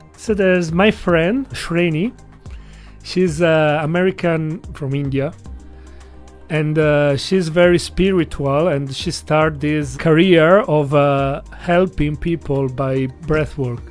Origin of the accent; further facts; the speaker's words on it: Italy; English is a second language; moved away as an adult; now in China; I come from Italy